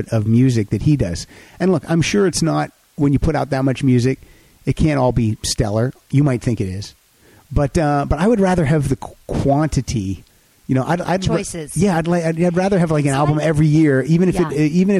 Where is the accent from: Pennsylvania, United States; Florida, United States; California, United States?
Pennsylvania, United States; near Altoona; moved away as an adult; now in Los Angeles, United States; we both grew up in Pennsylvania